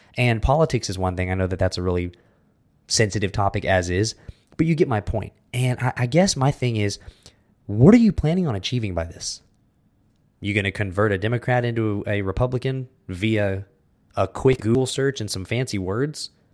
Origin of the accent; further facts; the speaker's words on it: United States; now in Texas, United States; we're American